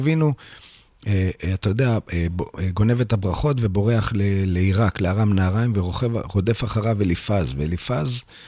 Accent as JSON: {"language": "Hebrew", "town": "Bnei Brak", "region": "Tel Aviv District", "country": "Israel", "tie": "born or raised there", "said": "באמת נולדתי בעיר בני ברק"}